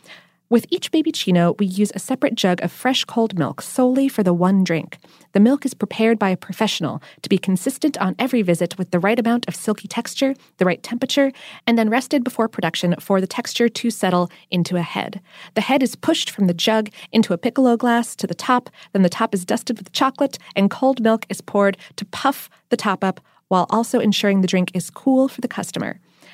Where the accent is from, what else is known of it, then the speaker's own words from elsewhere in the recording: Australia; a beverage that I believe originated from my home country of Australia.